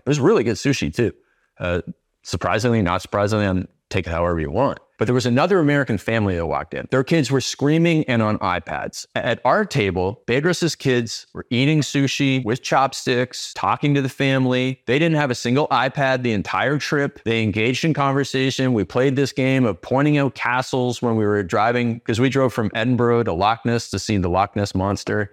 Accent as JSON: {"language": "English", "country": "Canada", "said": "I started out as Canadian cold"}